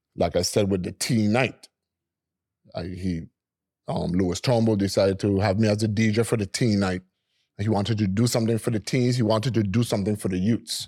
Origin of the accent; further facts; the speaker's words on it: Frenchtown, Saint Thomas, U.S. Virgin Islands; I was born and raised in Freedom Hoy in Saint Thomas